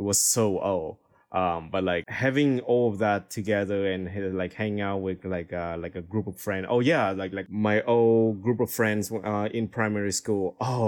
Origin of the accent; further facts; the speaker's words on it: Hanoi, Vietnam; English is a second language; So because like Hanoi is a capital city of Vietnam, so when I was young, my parents was like extremely busy at work.